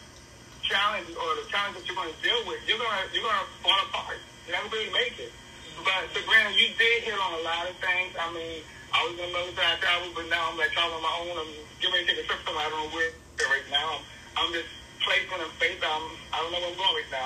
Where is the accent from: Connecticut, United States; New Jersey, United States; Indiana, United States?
New Jersey, United States; moved away as an adult; also born or lived in Tennessee; now in Charlotte, United States; I'm from New Jersey.